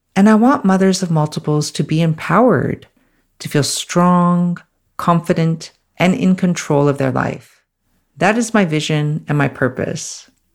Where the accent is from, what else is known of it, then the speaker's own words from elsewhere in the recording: Canada; moved away as an adult; now in Australia; I'm originally from Canada, and I'm currently based in Australia.